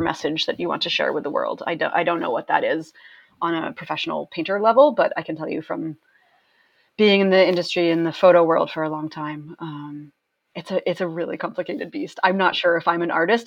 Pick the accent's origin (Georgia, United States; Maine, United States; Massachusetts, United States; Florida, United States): Maine, United States; now in New York City, United States; I grew up in Maine